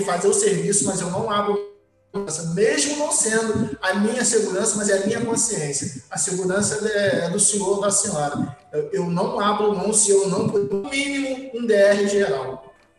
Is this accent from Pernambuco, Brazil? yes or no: no; Niterói, Rio de Janeiro, Brazil; eu sou de Niterói